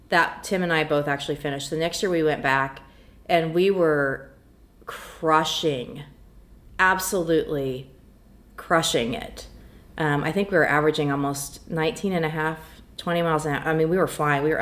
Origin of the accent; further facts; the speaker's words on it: Emporia, Kansas, United States; my hometown of Emporia, Kansas